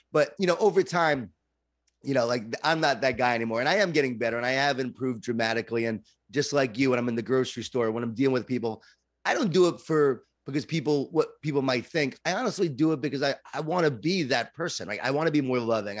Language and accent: English; Long Island, New York, United States; I grew up in Long Island, New York, and a Jewish Italian family